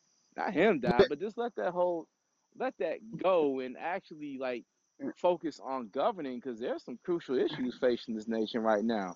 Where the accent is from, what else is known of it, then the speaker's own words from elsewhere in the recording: Washington, District of Columbia, United States; I love my hometown